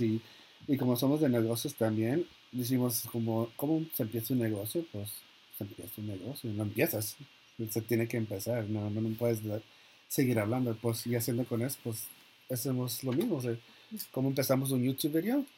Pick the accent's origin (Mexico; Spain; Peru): Mexico; soy mexicano